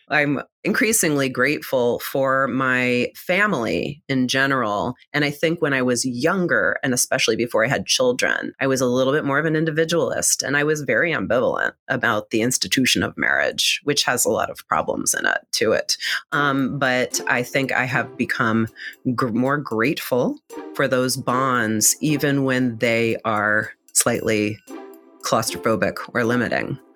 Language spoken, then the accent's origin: English; Reading, Pennsylvania, United States; I'm from Reading Pennsylvania